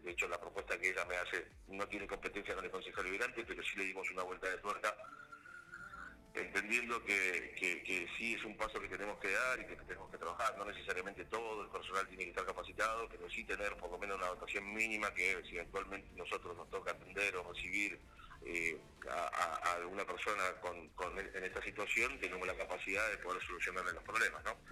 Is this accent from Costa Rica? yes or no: no; Río Gallegos, Santa Cruz, Argentina; also born or lived in Caleta Olivia / Río Turbio; me crié toda la vida acá